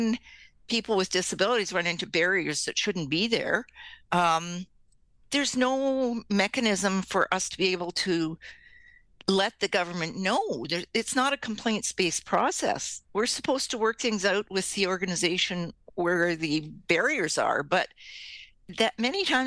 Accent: Canada; we're Canadian

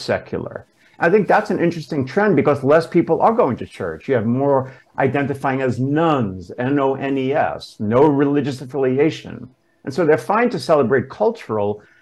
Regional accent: New York City, New York, United States; also born or lived in Westchester, New York; I grew up in Brooklyn.

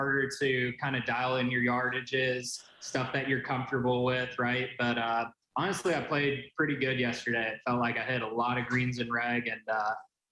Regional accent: Dublin, California, United States; moved away as an adult; now in Auburn, United States; That is where I grew up. I'm a proud Bay Area native. Okay. Grew up in the East Bay Area. I'm from Dublin, California

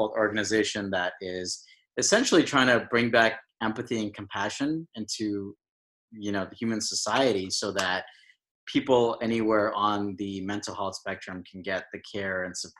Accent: Boston, Massachusetts, United States; moved away as an adult; now in Los Angeles, United States; I was born and raised in Boston

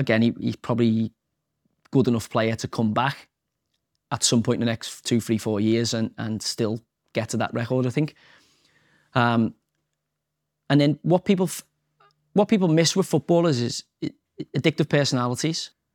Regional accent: Liverpool, North West England, United Kingdom; I'm from Liverpool, we're working class estate

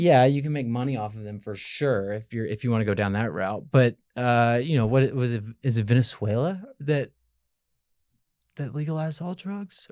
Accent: Memphis, Tennessee, United States; moved away as an adult; born and raised in Memphis

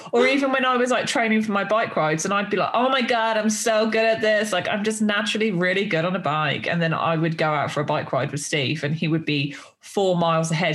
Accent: United Kingdom; I'm too I'm too British

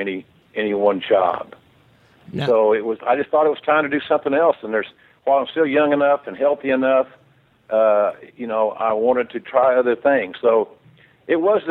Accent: Oklahoma, United States; I grew up in Oklahoma

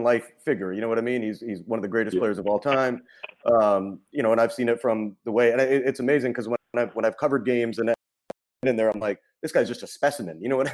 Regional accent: Canada; I'm from Canada

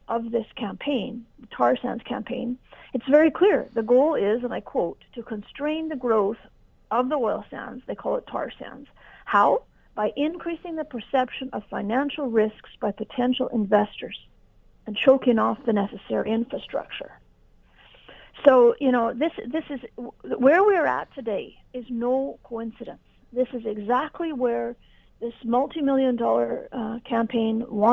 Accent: Canada; we're all Canadian.

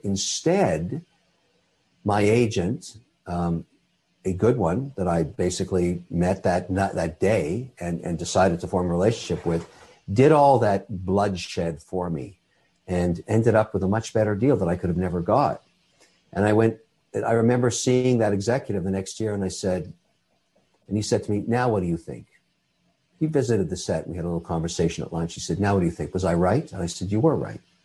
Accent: Canada; I'm a Canadian citizen. I'm also Irish

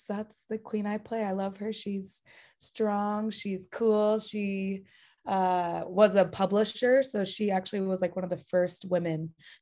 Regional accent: Bay Area, California, United States; I'm from the Bay Area, so very close to San Francisco

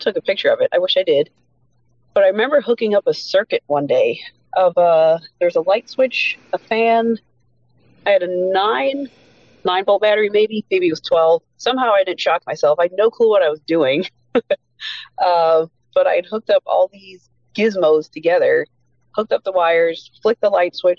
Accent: Exeter, Pennsylvania, United States; moved away as an adult; also born or lived in Reading, Pennsylvania; now in Maryland, United States; We moved to Exeter, Pennsylvania. That's where I was raised. That's where I grew up.

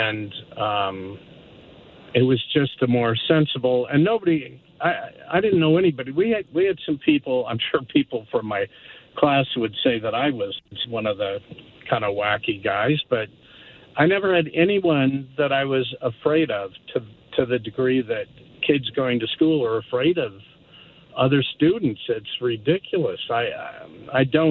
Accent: United States; now in Calgary, Canada; I was a kid in the States.

